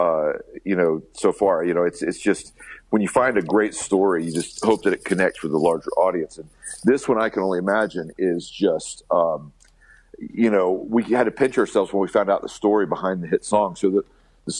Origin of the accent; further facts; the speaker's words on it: Alabama, United States; we're kids from Alabama